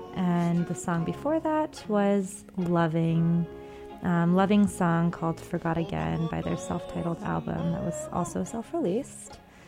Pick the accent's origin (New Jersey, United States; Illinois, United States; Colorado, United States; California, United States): California, United States; Sacramento; a really cool band called … that are from my hometown, Sacramento.